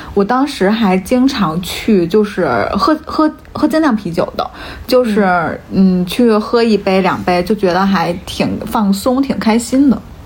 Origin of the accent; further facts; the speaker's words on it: northern China, China; 我是在北方长大的嘛嗯。然后我小的时候其实没有什么，冬天的时候，北方是没有啥青菜的，就都是白菜、萝卜、豆腐这种